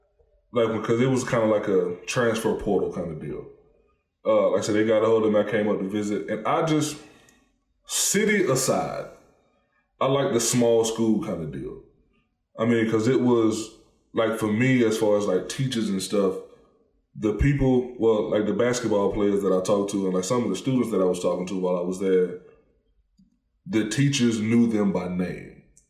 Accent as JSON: {"language": "English", "region": "Georgia", "country": "United States", "also_born_or_lived": "Louisiana / Kentucky", "moved": "as an adult", "lives_now": "Lexington, United States", "said": "I'm from Georgia. I went to school for 2 years in Louisiana. And then I graduated from, Pikeville College when I went. It's University of Pikeville now. But, like, when I got to Kentucky"}